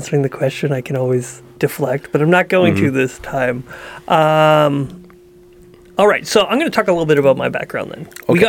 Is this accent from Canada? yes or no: yes; Dryden, Ontario, Canada; born there; So I was born in Ontario, Dryden, Ontario, tiny little town.